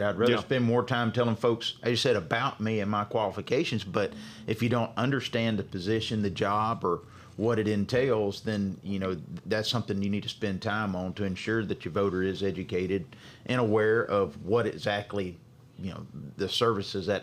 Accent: Carthage, Mississippi, United States; now in Jackson, United States; I'm originally from Carthage, Mississippi. Graduated from there

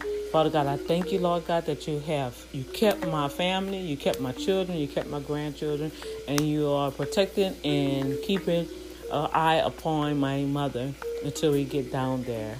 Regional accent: New Orleans, Louisiana, United States; moved away; my hometown in New Orleans

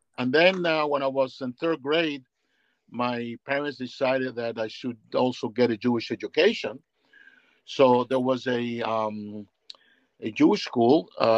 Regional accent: Guanabacoa, Havana, Cuba; And Guanabacoa is a very interesting town. I basically had all that back then in those days.

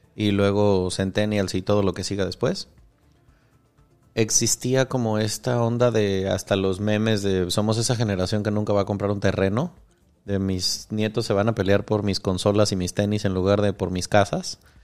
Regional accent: Mexico

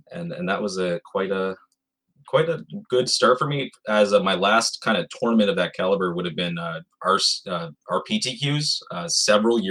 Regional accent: Rosay, New Brunswick, Canada; now in Fredericton, Canada; So I'm originally from Rosay, New Brunswick. And I currently living in the capital, Fredericton, New Brunswick

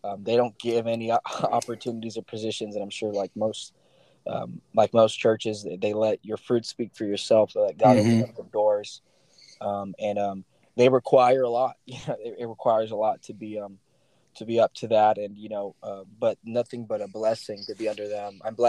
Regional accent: San Diego, California, United States; born there; also born or lived in Sacramento; I was not born in Sacramento. I was born in San Diego, but I moved – for 3-year periods all my whole life.

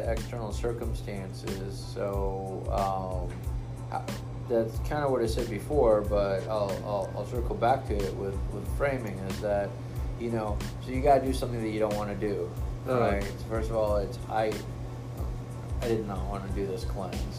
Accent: Israel; I'm from Israel.

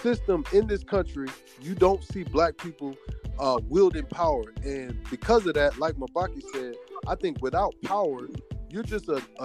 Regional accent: the South, United States; I grew up in the South around the Confederate flags and the whole gambit

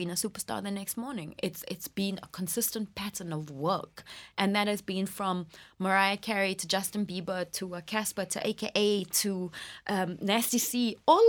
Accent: England, United Kingdom; now in South Africa; I was born here and I grew up in England and I came back

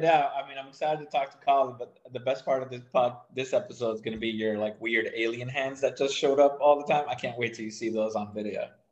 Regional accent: Miami, Florida, United States; moved away as an adult; now in Washington, D.C., United States; I'm from Miami. We didn't have a baseball team when I was a young, young kid

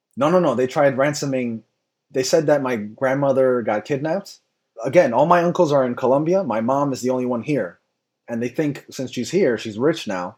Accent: United States; I'm American

